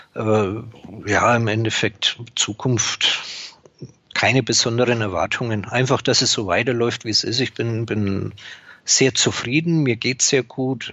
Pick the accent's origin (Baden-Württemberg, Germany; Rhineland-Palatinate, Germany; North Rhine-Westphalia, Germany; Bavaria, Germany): Bavaria, Germany; Upper Franconia; Ich bin gebürtiger Oberfranke.